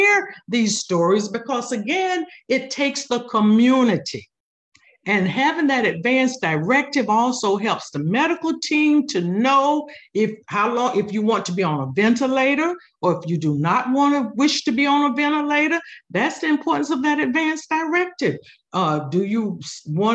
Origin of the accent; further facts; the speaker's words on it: Cocoa, Florida, United States; moved away; Growing up in Cocoa, Florida with my grandparents, I was a teenager